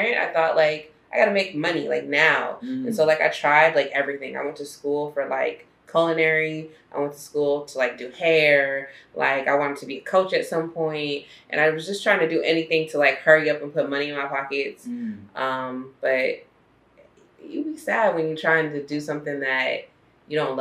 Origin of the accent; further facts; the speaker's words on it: Corona, California, United States; I'm actually from Southern California, but I'm not from like LA. I'm from the suburbs. I'm from Corona